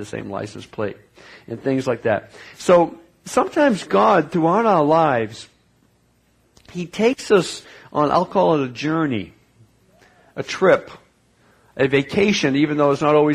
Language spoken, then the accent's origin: English; New England, United States; I grew up in New England